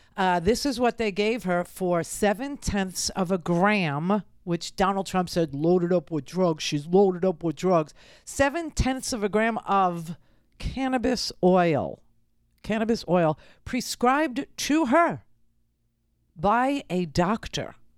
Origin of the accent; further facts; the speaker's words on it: New York City, New York, United States; I grew up in Queens